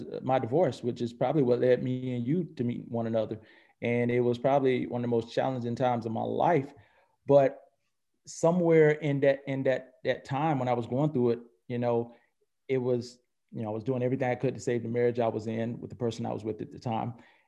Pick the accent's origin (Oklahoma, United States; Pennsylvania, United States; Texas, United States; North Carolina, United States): North Carolina, United States; also born or lived in Atlanta; I'm originally born and raised in North Carolina. And I reside between Atlanta and North Carolina.